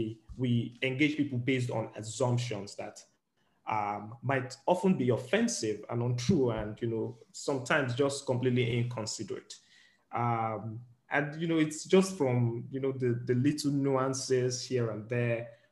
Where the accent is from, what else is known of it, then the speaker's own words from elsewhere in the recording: Nigeria; I'm speaking largely from the point of view of being in Nigerian, is that there's more open-mindedness here. And one of the important things, especially as Nigerians, that you need to come to the table with is an open mind.